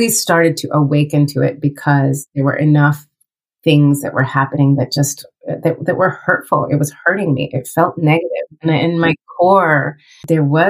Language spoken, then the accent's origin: English; Colorado, United States; moved away as an adult; also born or lived in New York City; I grew up in Colorado